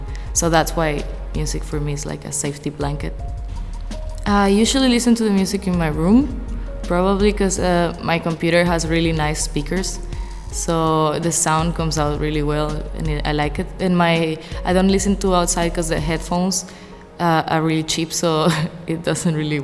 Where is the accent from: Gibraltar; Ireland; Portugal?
Portugal; moved away as an adult; also born or lived in Venezuela (parents); now in Macau; I come from Portugal, which is in Europe. My parents are from Venezuela, which is a country in Latin America. I've been living in Macau since September 2018